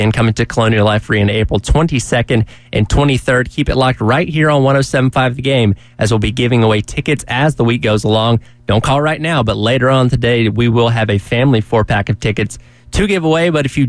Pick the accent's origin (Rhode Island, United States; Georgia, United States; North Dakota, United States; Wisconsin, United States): Georgia, United States; Covington; I'm from Georgia myself.